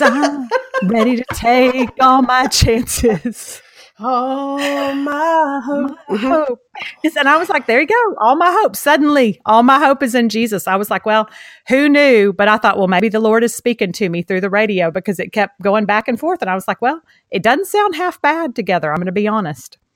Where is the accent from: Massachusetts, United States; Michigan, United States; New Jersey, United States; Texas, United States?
Texas, United States; Beaumont; accent: Southeast Texas; I'm from Texas, same as you.